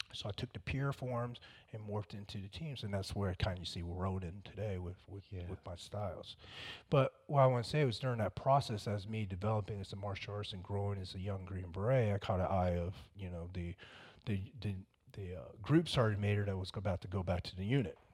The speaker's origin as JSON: {"language": "English", "town": "Fayetteville", "region": "North Carolina", "country": "United States", "tie": "born or raised there", "also_born_or_lived": "Vietnam", "said": "I was raised around Fayetteville"}